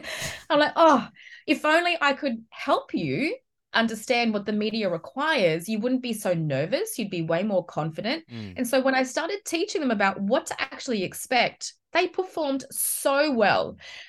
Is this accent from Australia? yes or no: yes; Australia; As far as an Aussie, yeah, we've got Will, but we don't really have many other options at the moment.